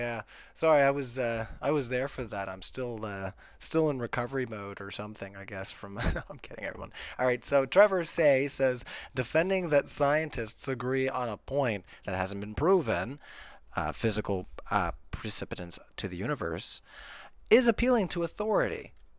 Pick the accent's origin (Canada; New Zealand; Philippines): Canada; I'm hyper polite. I'm Canadian.